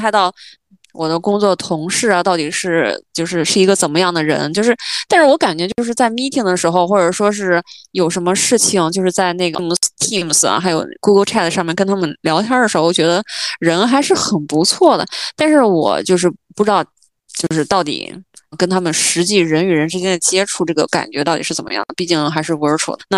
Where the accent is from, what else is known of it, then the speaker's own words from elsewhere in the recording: China; moved away; also born or lived in New York; 然后就我一个中国人，